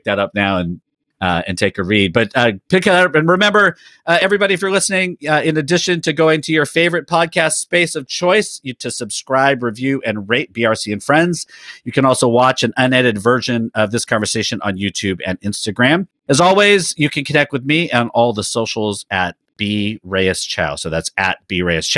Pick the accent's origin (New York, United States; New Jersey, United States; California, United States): California, United States; Sacramento; I grew up in Sacramento, California, kind of the rougher part of Sacramento